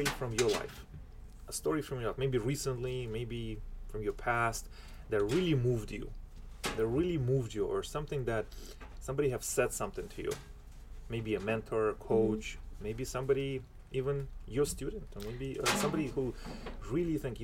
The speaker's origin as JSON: {"language": "English", "town": "Philadelphia", "region": "Pennsylvania", "country": "United States", "said": "Well, I am also from Philadelphia. Well, back in my previous life"}